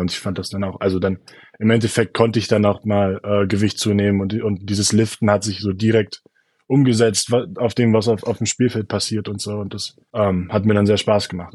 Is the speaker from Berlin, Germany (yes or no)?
yes; Berlin, Germany; moved away as an adult; komme aus Berlin